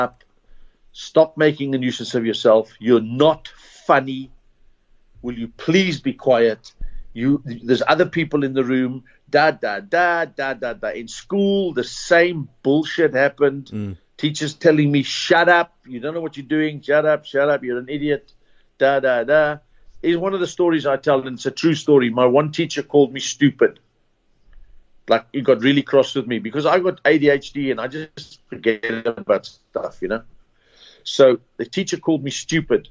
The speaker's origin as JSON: {"language": "English", "country": "Zimbabwe", "tie": "born or raised there", "also_born_or_lived": "Port Elizabeth, South Africa", "moved": "yes", "said": "I was born in Zimbabwe"}